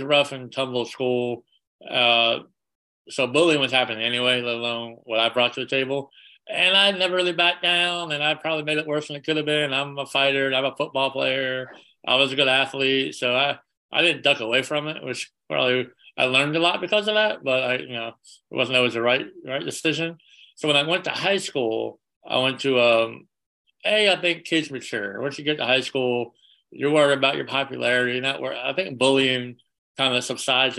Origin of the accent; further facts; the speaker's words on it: Charlotte, North Carolina, United States; also born or lived in Long Island, New York / Los Angeles / Washington, DC area; I moved from Long Island, New York to Charlotte, North Carolina when I was 10. And I'm back in Charlotte now after LA and all that.